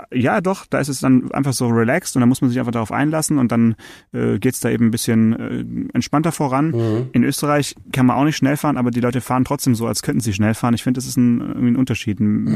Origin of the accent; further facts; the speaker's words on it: Swabia, Germany; ich bin Schwabe